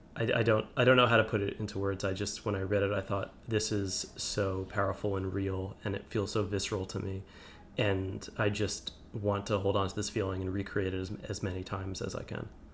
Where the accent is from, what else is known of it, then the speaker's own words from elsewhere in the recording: New Jersey suburbs, United States; now in Brooklyn, United States; I grew up in New, in the suburbs of New Jersey.